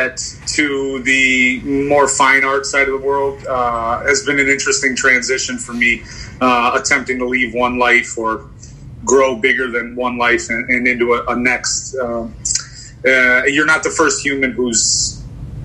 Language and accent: English; Chicago, Illinois, United States; I grew up on the Northwest side. I'm a born and raised native Chicagoan